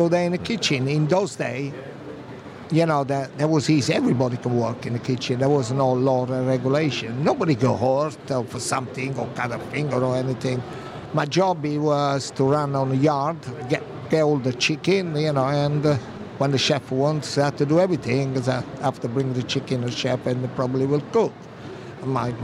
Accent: Minori, Campania, Italy; moved away; we had a shop in my hometown in Minori, in Amalfi Coast

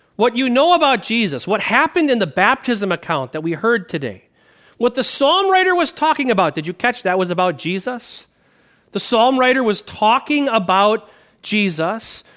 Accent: Wisconsin, United States; I grew up in Wisconsin

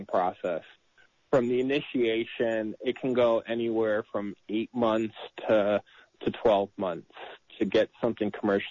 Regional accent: New York, United States; now in California, United States; I grew up in New York.

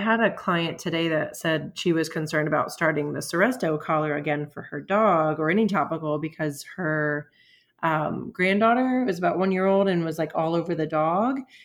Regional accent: Florida, United States; also born or lived in Michigan; now in Pittsburgh, United States; I'm from Florida

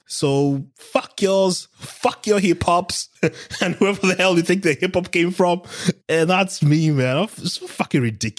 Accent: Kenya; I'm fucking from Kenya.

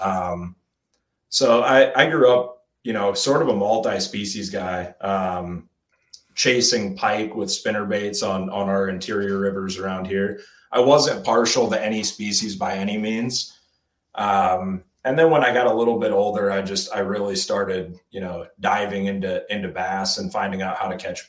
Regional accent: Iowa, United States; I'm from Iowa originally.

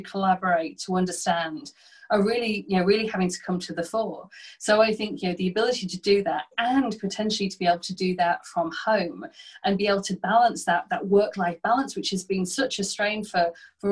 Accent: the north of England, United Kingdom; my hometown, which is a small, you know, industrial town in the north of England

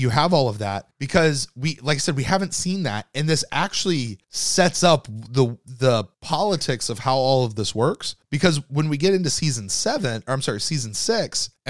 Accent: United States; I'm an American

